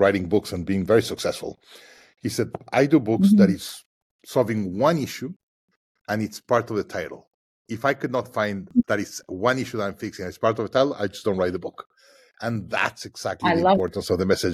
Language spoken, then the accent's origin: English; Mexico; my home country, Mexico